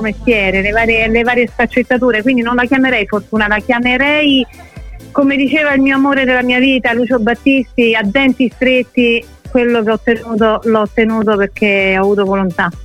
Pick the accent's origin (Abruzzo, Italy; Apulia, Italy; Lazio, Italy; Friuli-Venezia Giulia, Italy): Lazio, Italy; Rome